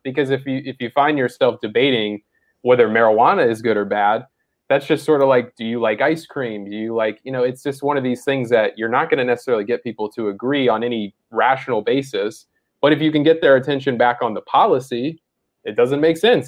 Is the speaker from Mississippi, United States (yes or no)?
yes; Mississippi, United States; I grew up in Mississippi